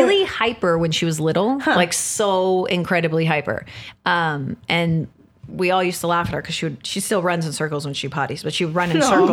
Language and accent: English; San Diego, California, United States; moved away; I'm from San Diego. So I go to San Diego to visit my mom